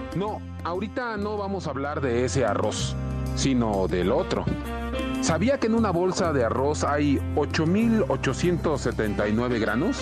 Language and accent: Spanish; Mexico; como somos los mexicanos